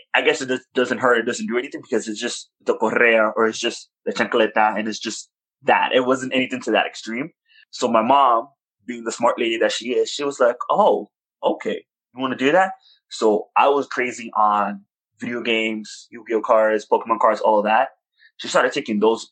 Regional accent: New York, United States; I was born in New York, born and raised in Washington Heights

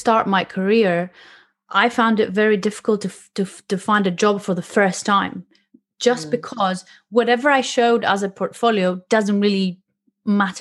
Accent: Greece; now in London, United Kingdom; I'm used to the weather and I'm from Greece

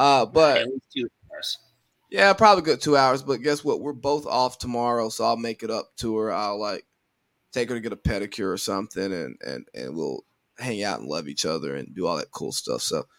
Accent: United States; we are from America, not Brazil

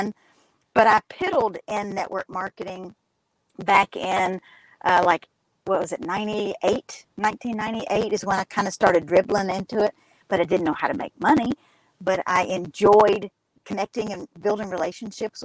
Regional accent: Kentucky, United States; accent: twang; also born or lived in Alabama; I am in Kentucky. You can probably hear my dialect very clearly

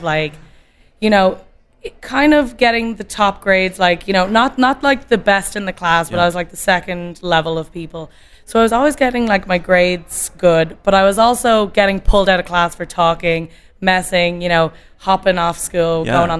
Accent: Dublin, Leinster, Ireland; moved away as an adult; also born or lived in Boston; now in California, United States; And we moved back when I was 2, back to Ireland, back to Dublin.

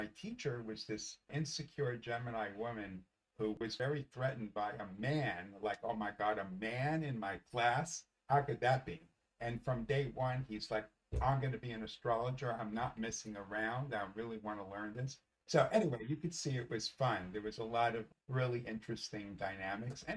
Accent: New York City, New York, United States; I grew up in the Bronx. I grew up in the Bronx in a Jewish home

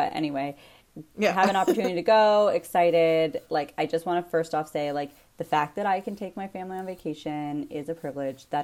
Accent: Canada; As a Canadian, as a taxpayer

